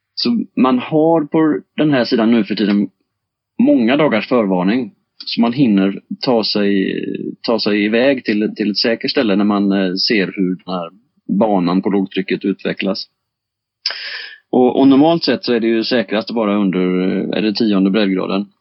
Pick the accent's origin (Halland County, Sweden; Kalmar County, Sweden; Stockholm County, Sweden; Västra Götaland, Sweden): Västra Götaland, Sweden; Bohuslän coast; växte jag upp jag på, på Bohuskusten i, i naturhamnar